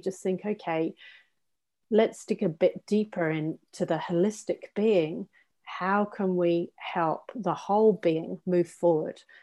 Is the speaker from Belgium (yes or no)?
no; England, United Kingdom; I'm English